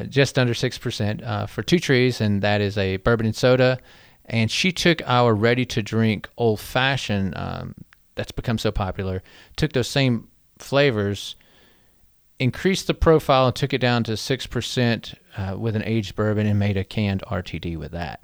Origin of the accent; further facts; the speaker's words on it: Black Mountain, North Carolina, United States; being a North Carolina native